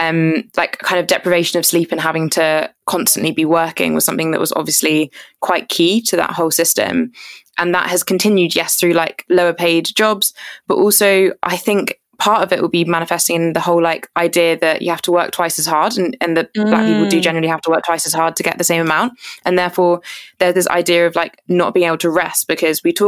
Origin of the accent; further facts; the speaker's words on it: Surrey, South East England, United Kingdom; also born or lived in Jamaica; I grew up in Surrey, so that's like just outside of London, if people don't know where it is, but in like very, very white Surrey.